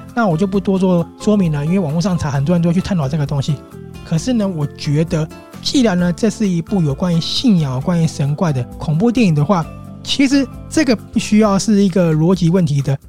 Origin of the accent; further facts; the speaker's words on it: Taiwan; 我们台湾人